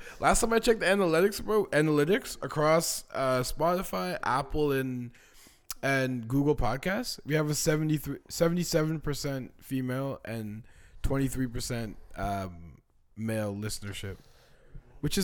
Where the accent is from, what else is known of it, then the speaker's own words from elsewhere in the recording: Canada; I just wanted to make it clear that I was Canadian.